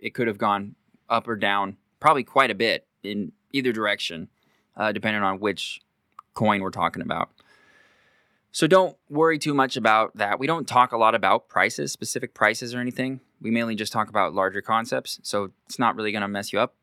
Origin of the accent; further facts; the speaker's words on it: Pacific County, Washington, United States; growing up in Pacific County as a local boy, quite like myself